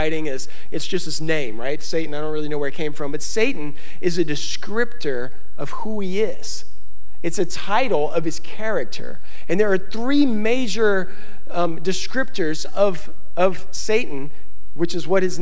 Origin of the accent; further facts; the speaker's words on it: Baton Rouge, Louisiana, United States; moved away; I'm from Louisiana, we are not used to clear water.